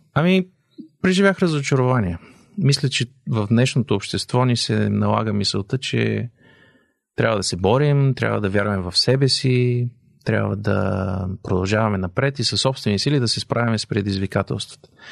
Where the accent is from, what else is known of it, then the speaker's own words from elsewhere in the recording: Bulgaria; moved away as an adult; нашата задача като българи е да запазим българското